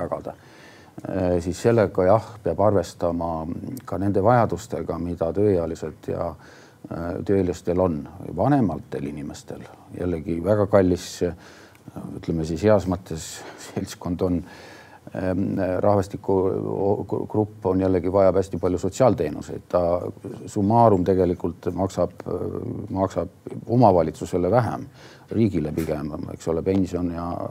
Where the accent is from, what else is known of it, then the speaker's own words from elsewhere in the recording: Tartu, Tartu County, Estonia; üles kasvanud üldse Tartus